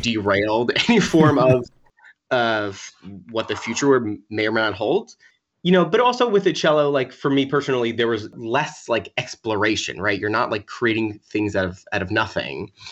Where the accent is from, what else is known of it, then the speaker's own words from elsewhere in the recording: Long Island, New York, United States; also born or lived in Wassaic, Dutchess County, New York / Providence, Rhode Island; I grew up in Long Island, like an hour and a half from the city